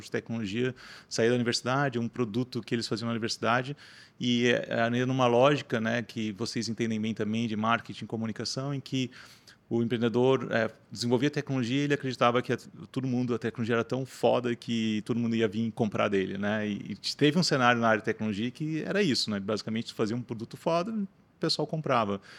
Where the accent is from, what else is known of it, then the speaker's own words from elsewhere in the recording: Rio do Sul, Santa Catarina, Brazil; eu sou natural de Rio do Sul, né, interior do estado